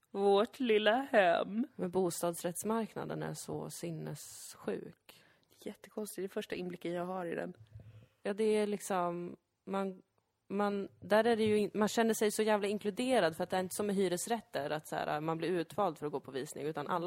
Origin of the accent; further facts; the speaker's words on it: Lund, Skåne, Sweden; ändå att jag är från Lund.